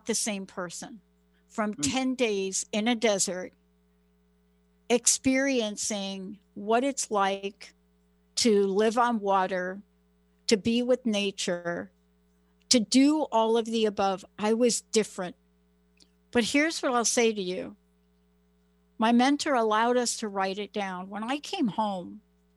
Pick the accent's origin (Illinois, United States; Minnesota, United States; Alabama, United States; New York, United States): New York, United States; New York City; now in Washington State, United States; I'm a girl from the Bronx.